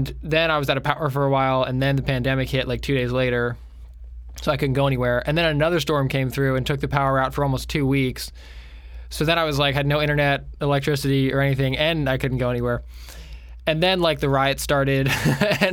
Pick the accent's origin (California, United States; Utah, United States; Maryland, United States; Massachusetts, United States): Maryland, United States; Jessup; also born or lived in Nashville; now in Florida, United States; we're from Maryland, but my parents and my sister have lived here for a long time